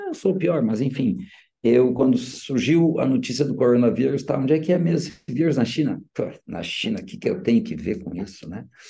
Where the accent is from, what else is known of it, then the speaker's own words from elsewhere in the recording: São Borja, Rio Grande do Sul, Brazil; moved away as an adult; quando retornei para minha terra natal, que é onde eu moro até hoje